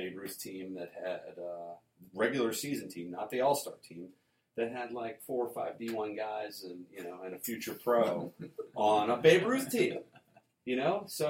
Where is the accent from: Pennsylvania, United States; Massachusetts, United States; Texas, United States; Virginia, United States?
Virginia, United States; Vienna; I am. I grew up in Vienna.